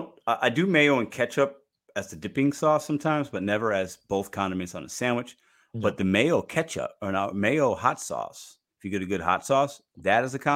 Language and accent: English; Chicago, Illinois, United States; if you put ketchup on hot dogs, you're a little crazy, but I'm from Chicago, so only mustard goes on hot dogs.